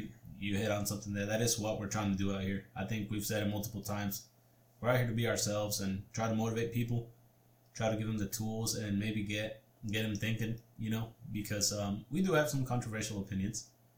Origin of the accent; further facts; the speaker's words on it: Mexico; my upbringing, you know, we came, get a little personal here, we came from Mexico where we're poor. We're dirt poor.